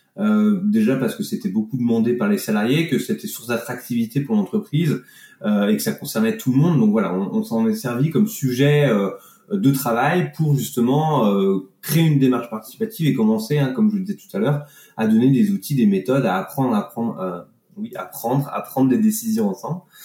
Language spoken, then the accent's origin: French; Annecy, Auvergne-Rhône-Alpes, France; moved away as an adult; also born or lived in Grenoble region; now in Grenoble, France; je suis originaire d'Annecy, des montagnes